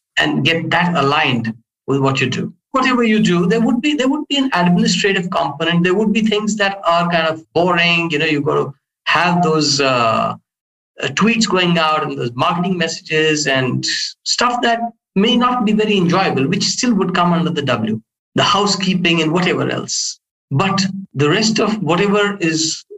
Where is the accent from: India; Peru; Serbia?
India; I come from India